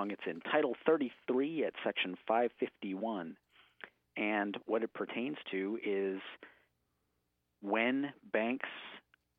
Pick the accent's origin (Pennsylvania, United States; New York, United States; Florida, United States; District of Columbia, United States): District of Columbia, United States; Washington; moved away as an adult; now in Portland, United States; I grew up in Washington, D.C., or just outside D.C.